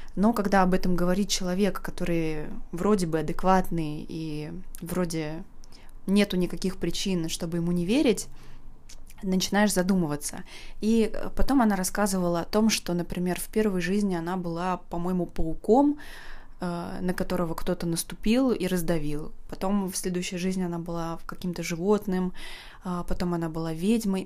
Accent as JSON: {"language": "Russian", "region": "Saint Petersburg", "country": "Russia", "tie": "born or raised there", "said": "я из Санкт-Петербурга"}